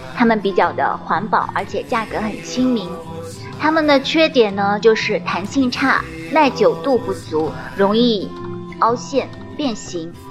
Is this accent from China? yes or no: yes; China; 我们中国人